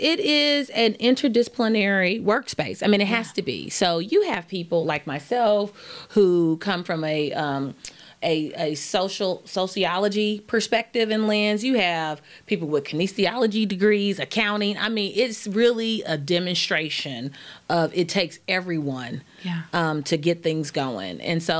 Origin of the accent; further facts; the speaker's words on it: Wyandotte County, Kansas, United States; I grew up in Wyandotte County.